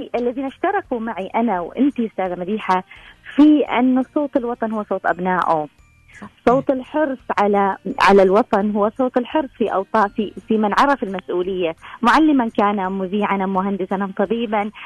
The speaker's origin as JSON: {"language": "Arabic", "country": "Oman", "said": "احنا عندنا في عمان"}